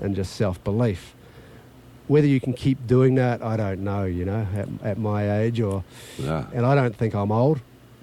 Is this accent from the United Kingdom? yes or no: no; New Zealand; my background and being a Kiwi or a New Zealander